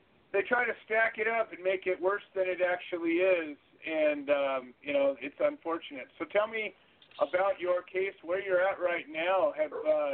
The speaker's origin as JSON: {"language": "English", "region": "California", "country": "United States", "said": "I'm from California"}